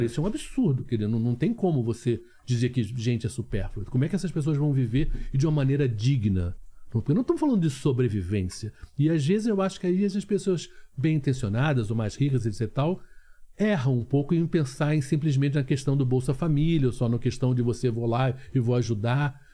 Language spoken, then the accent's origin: Portuguese; Rio de Janeiro, Brazil; Eu nasci no Rio de Janeiro